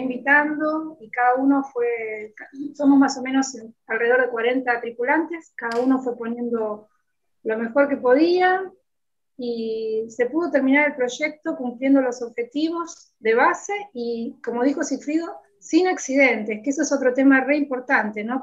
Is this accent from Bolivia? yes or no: no; San Pedro, Argentina; me encuentro con una chica de mi pueblo